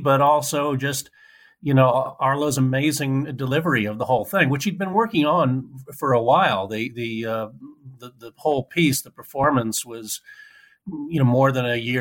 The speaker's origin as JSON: {"language": "English", "town": "Cambridge", "region": "Massachusetts", "country": "United States", "tie": "born or raised there", "said": "I'm from Cambridge, Massachusetts, where folk music was very big"}